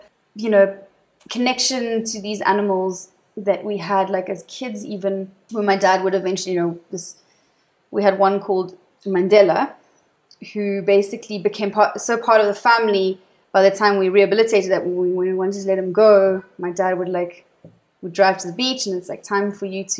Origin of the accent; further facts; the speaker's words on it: Namibia; also born or lived in Johannesburg, South Africa; we moved up there when I was two, and I grew up, did my whole childhood there, where my parents did conservation work